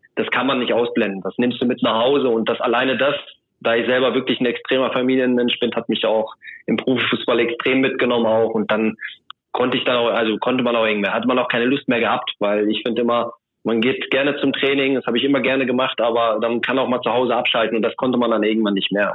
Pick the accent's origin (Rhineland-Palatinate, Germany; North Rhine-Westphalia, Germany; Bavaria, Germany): North Rhine-Westphalia, Germany; Soest district; ich komme aus dem Kreis Soest